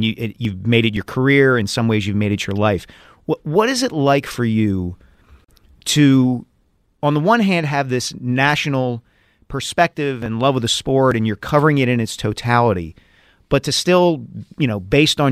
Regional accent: Glenside, Pennsylvania, United States; I grew up kind of in Glenside, you know, Ardsley, Abington, Upper Dublin

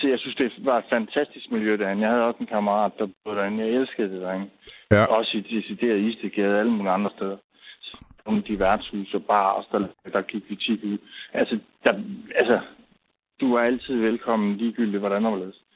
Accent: Aarhus, Central Denmark Region, Denmark; moved away as an adult; now in Zealand, Denmark

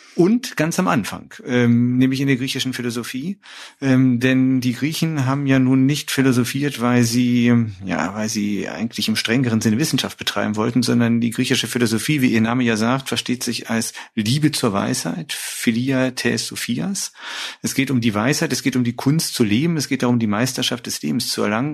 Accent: Düsseldorf, North Rhine-Westphalia, Germany; ich bin groß geworden in dem Süden Düsseldorfs

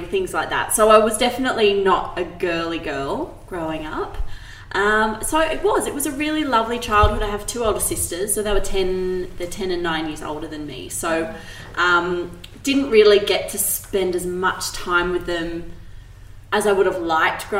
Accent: Sydney, New South Wales, Australia; I grew up in Sydney's Northern Beaches, which is a pretty relaxed place to kind of grow up

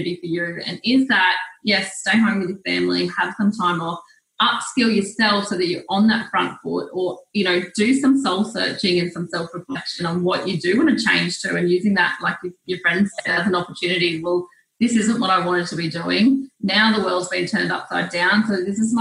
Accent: New South Wales, Australia; I'm from New South Wales

